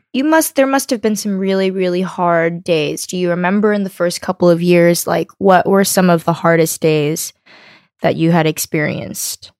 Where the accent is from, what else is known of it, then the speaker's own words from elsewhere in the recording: United States; I was born here in America